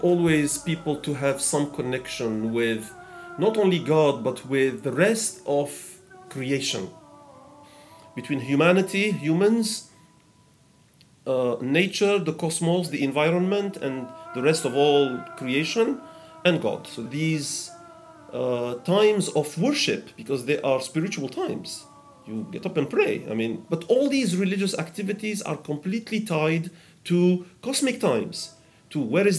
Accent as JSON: {"language": "English", "country": "Algeria", "said": "I am from Algeria."}